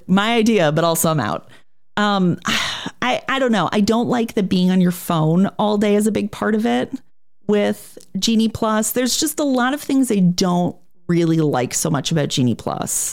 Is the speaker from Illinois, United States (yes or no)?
yes; Chicago, Illinois, United States; I'm from Chicago